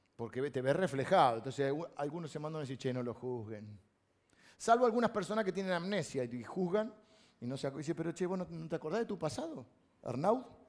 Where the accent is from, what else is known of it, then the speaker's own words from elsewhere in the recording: Castelar, Buenos Aires Province, Argentina; yo soy de Castelar